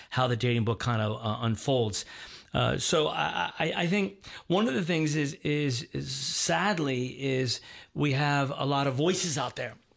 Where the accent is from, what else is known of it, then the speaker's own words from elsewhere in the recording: Baltimore, Maryland, United States; I was born and raised in Baltimore, Maryland, outside of Baltimore, Maryland.